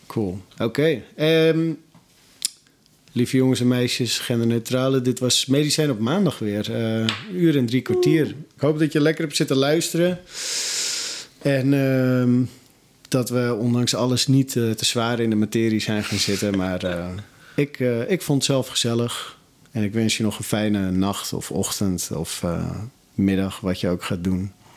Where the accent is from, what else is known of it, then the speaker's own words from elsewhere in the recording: North Holland, Netherlands; ik kom dan uit Noord-Holland